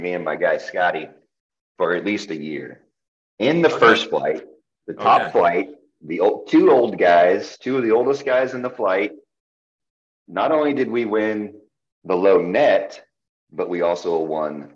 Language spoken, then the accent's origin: English; Indiana, United States; We're from Indiana, grew up this area